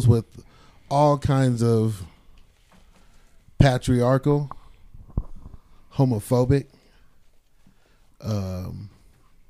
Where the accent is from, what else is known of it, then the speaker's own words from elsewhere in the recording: Stockton, California, United States; moved away; I'm from East Stockton